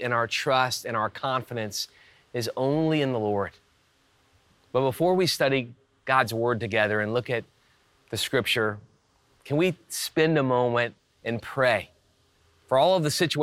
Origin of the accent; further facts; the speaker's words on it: South Louisiana and Texas, United States; moved away; I grew up in South Louisiana and Texas